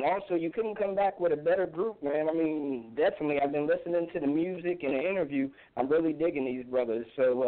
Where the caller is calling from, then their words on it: Virginia, United States; calling from Virginia.